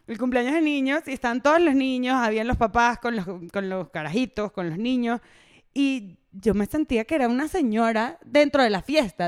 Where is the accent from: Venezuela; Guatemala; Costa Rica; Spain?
Venezuela; accent: Venezuelan; now in Mexico; Yo soy venezolana, venezolanísima